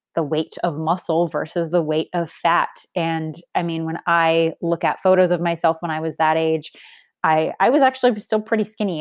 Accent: Boston, Massachusetts, United States; I grew up in Boston. Massachusetts

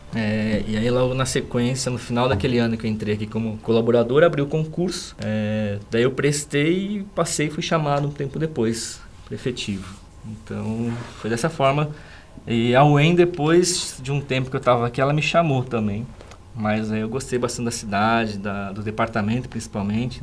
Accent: São Paulo, Brazil; moved away as an adult; also born or lived in Sorocaba; now in Guarapuava, Brazil; Eu, como paulistano, né, pessoa que nasceu lá em São Paulo, nunca gostei da cidade de São Paulo

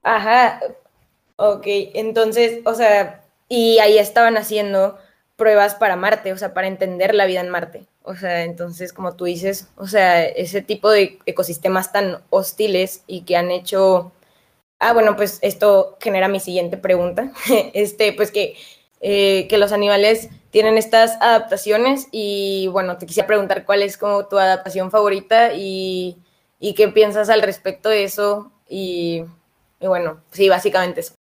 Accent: Mexico City, Mexico; now in Saltillo, Mexico; soy chilanga

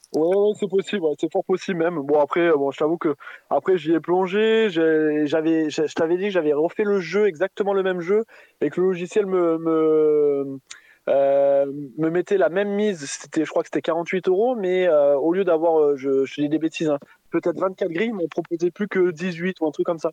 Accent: Montélimar, Auvergne-Rhône-Alpes, France; now in Paris region, France; je suis en région parisienne, mais je vous avais appelé la dernière fois, je suis de Montélimar

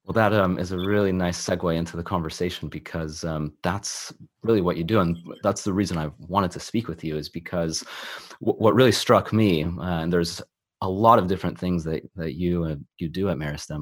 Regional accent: California, United States; now in London, United Kingdom; I'm originally from California

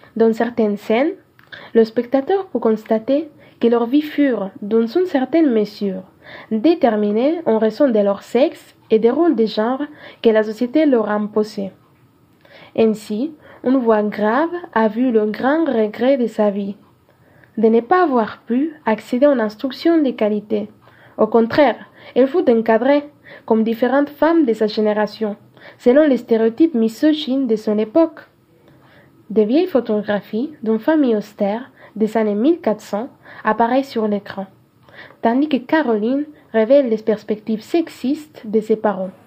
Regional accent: Cajamarca, Peru; French is a second language; Je viens du nord-orient du Pérou, en particulier de Cajamarca.

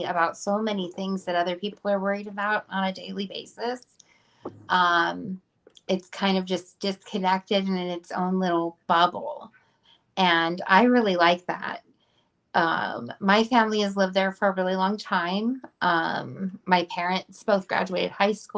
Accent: Kodiak, Alaska, United States; also born or lived in Anchorage; I was born and raised in Kodiak

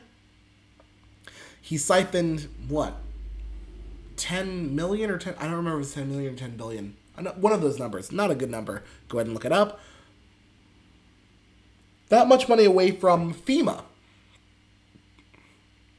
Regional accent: Pennsylvania, United States; also born or lived in Texas; I'm from a fucking weirdo from fucking Pennsylvania. I was born in Texas though

